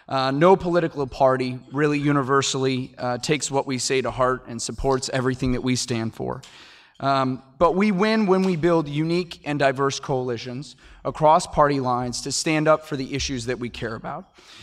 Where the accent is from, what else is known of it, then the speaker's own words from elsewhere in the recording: Michigan, United States; Michigan, my home state.